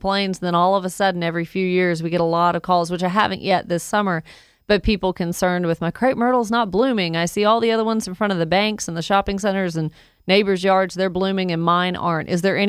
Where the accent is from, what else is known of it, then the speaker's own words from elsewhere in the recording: Woodstock, Georgia, United States; I grew up in Woodstock my whole life